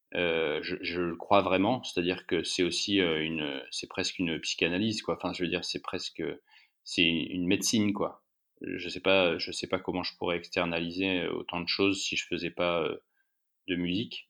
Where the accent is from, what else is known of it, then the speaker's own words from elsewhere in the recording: France; also born or lived in Alps; now in Paris, France; je viens de la campagne, c'est mon, c'est mon rapport à la nature, etc. Je viens, je viens des Pyrénées